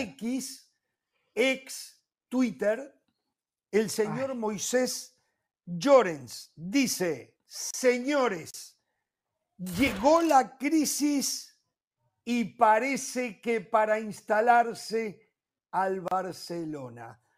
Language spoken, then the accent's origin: Spanish; Uruguay